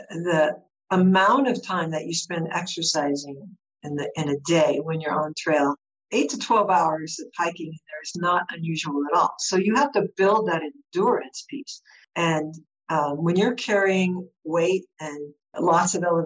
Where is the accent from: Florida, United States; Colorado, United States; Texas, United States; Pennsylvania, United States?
Colorado, United States; we're from Colorado, so we're used to high altitude